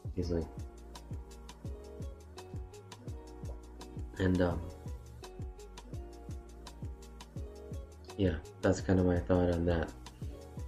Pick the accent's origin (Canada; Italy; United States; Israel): Canada; As a Canadian, solely Canadian